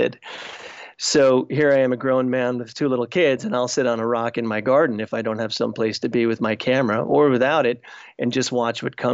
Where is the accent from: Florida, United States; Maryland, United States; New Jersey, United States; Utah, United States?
New Jersey, United States; Essex County, Northeast; I grew up in Northeast New Jersey, about 15 miles outside of New York City, in an area called Essex County.